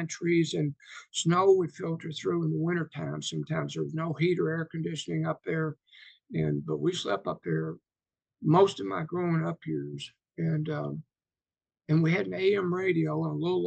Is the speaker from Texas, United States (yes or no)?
no; Kentucky, United States; I was born on Thanksgiving Day, November 23rd, 1950, in the midst of the worst blizzard to ever hit Kentucky.